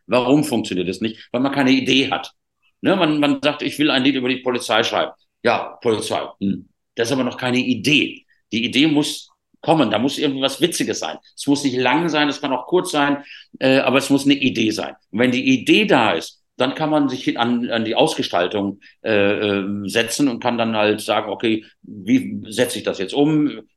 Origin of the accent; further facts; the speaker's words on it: Rhineland, Germany; ich bin halt Rheinländer auch